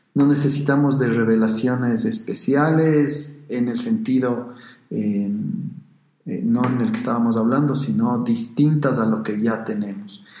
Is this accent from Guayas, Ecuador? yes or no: no; Quito, Pichincha, Ecuador; los que somos de Quito y también aficionados al fútbol